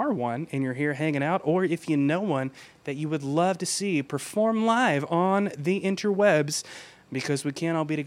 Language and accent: English; Georgia, United States; my home state of Georgia